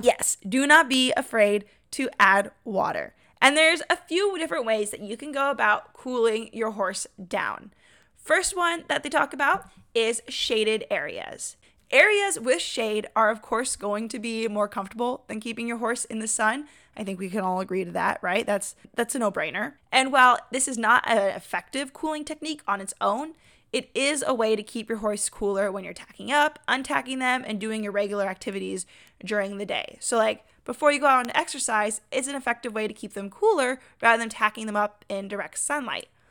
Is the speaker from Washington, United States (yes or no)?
yes; Washington, United States; also born or lived in Arizona; now in North Carolina, United States; we grew up together in Washington